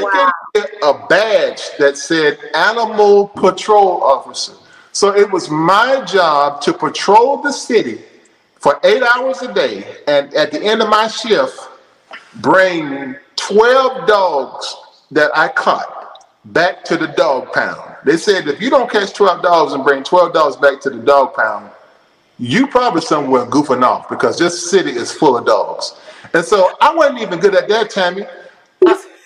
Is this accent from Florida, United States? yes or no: yes; Florida, United States; also born or lived in Alabama; now in Murfreesboro, United States; So I moved back to Tallahassee, Florida. I was born in Florida